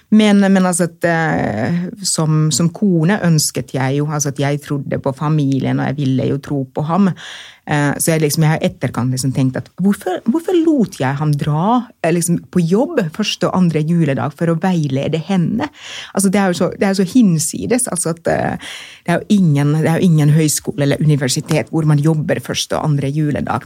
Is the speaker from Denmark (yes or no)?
no; Finland; accent: monoton aksent; Norwegian is a second language; moved away as an adult; now in Oslo, Norway; jeg er født og oppvokst i Finland og kommet hit eh, da jeg var voksen